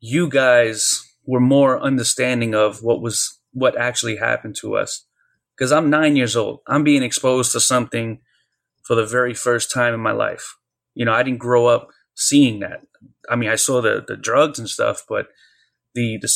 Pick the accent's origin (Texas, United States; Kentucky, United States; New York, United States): New York, United States; New York City; we moved from the Bronx to Brooklyn